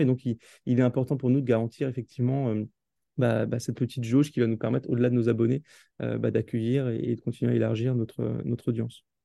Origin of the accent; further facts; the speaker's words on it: Alsace, Grand Est, France; also born or lived in New York, United States; je suis originaire d'Alsace